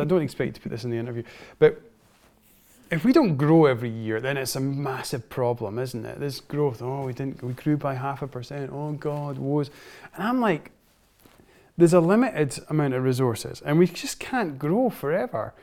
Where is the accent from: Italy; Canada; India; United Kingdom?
United Kingdom; Scotland; growing up in Scotland, and Scotland's such a wonderful place to grow up